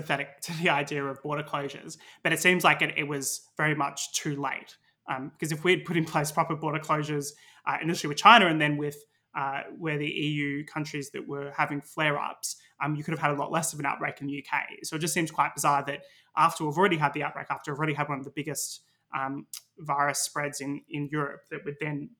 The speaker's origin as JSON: {"language": "English", "region": "Victoria", "country": "Australia", "lives_now": "United Kingdom", "said": "by comparison to my home state in Victoria and Australia, they've had about 100 cases total in the last week"}